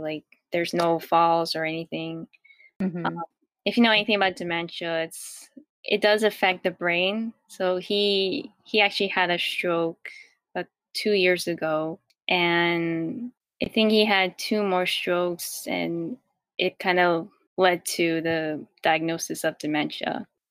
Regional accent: New York, United States; also born or lived in Queens, New York / Rockland County, New York; I was born, raised, and I still live in New York

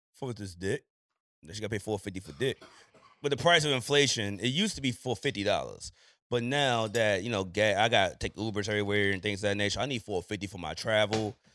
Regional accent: Landover, Maryland, United States; I'm from Landover

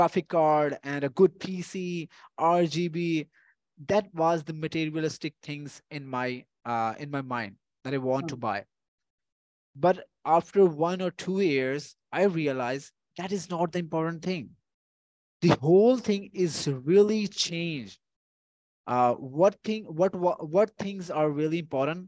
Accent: Punjab, Pakistan; I'm from the Punjab

